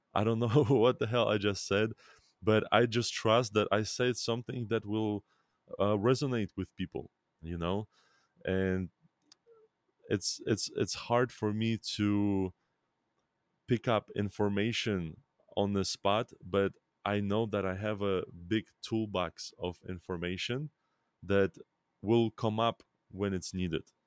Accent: Belarus; I was born in Belarus

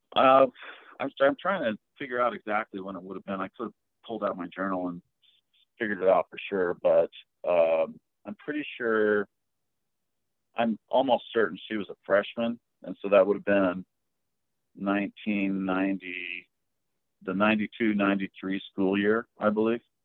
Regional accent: Preston, Idaho, United States; also born or lived in Texas; I was born in Texas, but my parents are from Idaho, both of them. And so I was raised in uh, Preston, Idaho, almost my whole life.

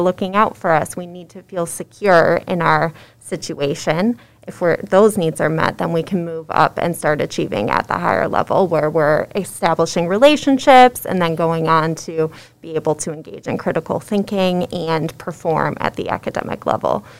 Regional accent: West Michigan, United States; also born or lived in Indiana; I grew up in West Michigan

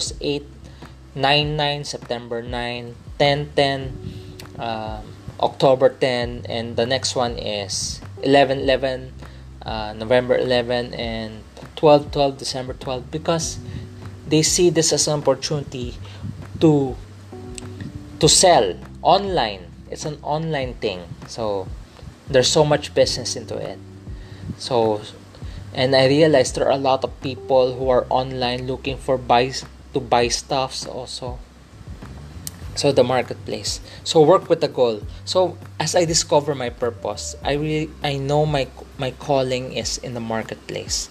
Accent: Philippines; I'm a Filipino. Let me clarify, I'm from the Philippines, I'm a Filipino

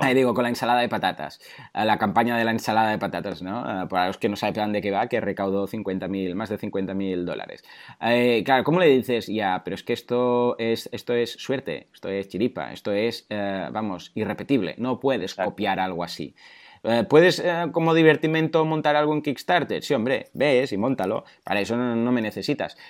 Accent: Mataró, Catalonia, Spain; Yo soy de Mataró y aquí eh, nos conocen porque somos muy tozudos

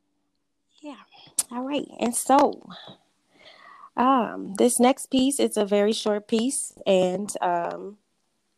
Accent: New Orleans, Louisiana, United States; I am from New Orleans, been born and raised in Louisiana.

